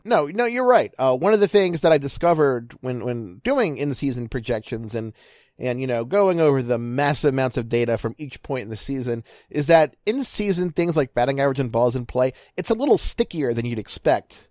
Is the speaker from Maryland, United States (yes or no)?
yes; Baltimore, Maryland, United States; moved away as an adult; now in Ohio, United States; I'm from Baltimore